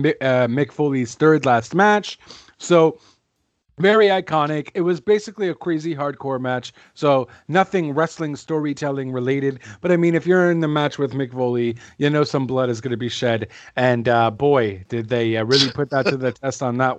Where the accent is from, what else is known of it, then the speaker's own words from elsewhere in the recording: Canada; I am not Russian. I am Canadian